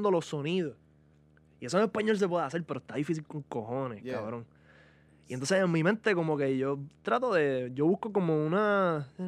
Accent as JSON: {"language": "Spanish", "town": "Guaynabo", "country": "Puerto Rico", "said": "yo soy un blanquito de Guaynabo"}